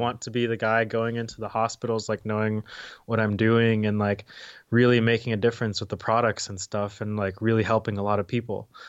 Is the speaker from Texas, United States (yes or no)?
yes; Dallas, Texas, United States; moved away as an adult; also born or lived in Arkansas; born and raised in Dallas, um, and then high school is also in Dallas.